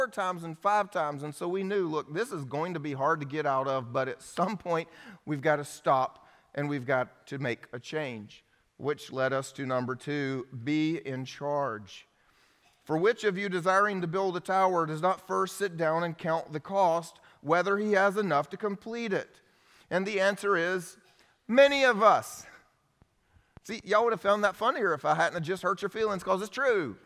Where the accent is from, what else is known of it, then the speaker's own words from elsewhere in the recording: United States; also born or lived in Romania; as the American, I was living off of all of the blessings and financial support of all of my friends that helped send me to the mission field